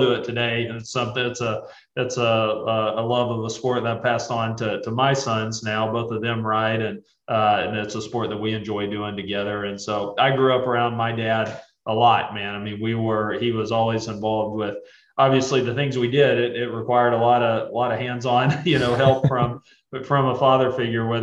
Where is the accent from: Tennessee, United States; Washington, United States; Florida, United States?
Tennessee, United States; East; I grew up in East Tennessee, just outside the Great Smoky Mountains National Park.